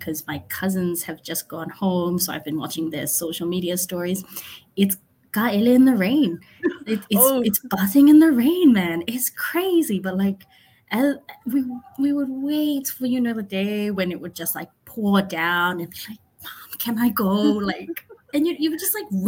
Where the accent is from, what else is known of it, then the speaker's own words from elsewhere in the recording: Samoa; moved away as an adult; also born or lived in Vanuatu; now in New York, United States; I'm from Samoa. I hail from the villages of Lano, Salavalu, Lewa, and Tauese. I grew up in Samoa, worked in Samoa